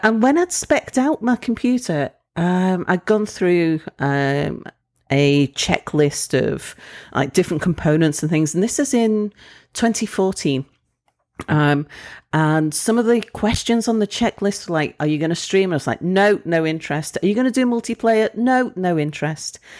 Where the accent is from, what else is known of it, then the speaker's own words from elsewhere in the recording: United Kingdom; moved away as an adult; I'm British